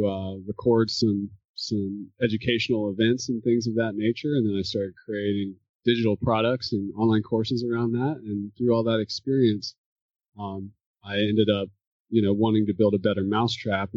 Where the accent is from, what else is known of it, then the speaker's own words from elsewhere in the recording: North Carolina, United States; also born or lived in Alaska; now in Maine, United States; I grew up in North Carolina.